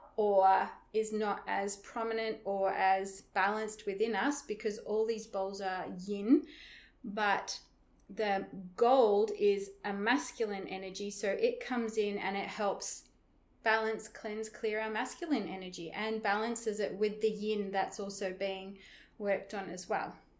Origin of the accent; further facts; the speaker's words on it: Broome, Western Australia, Australia; where I live in my hometown, Broome, in Western Australia